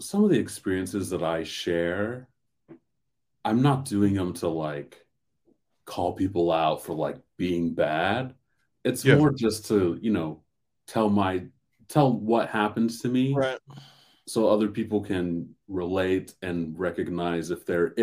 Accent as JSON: {"language": "English", "region": "Southern California", "country": "United States", "tie": "born or raised there", "said": "I grew up here in Southern California"}